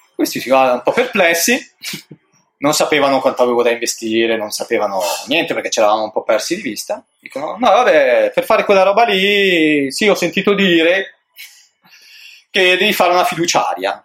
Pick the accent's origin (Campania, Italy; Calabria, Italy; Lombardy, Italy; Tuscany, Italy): Lombardy, Italy; Brianza; Io sono nato in Brianza